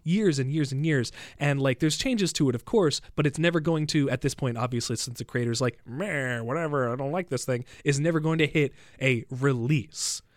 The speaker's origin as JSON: {"language": "English", "country": "United States", "moved": "yes", "lives_now": "Canada", "said": "I'm an American"}